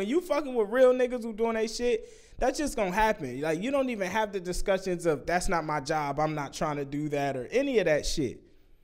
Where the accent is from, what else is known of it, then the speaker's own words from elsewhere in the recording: Vallejo, California, United States; I'm from Vallejo